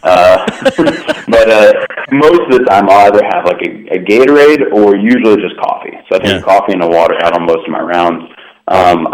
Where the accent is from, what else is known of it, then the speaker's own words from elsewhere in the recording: Northern Indiana, United States; moved away; I'm from Northern Indiana, so I've got a funky area code